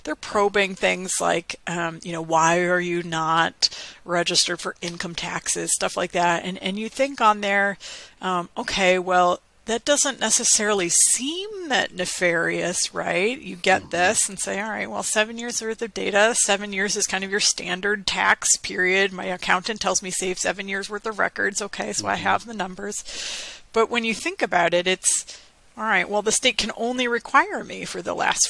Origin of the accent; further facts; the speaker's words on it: Maine, United States; my home state of Maine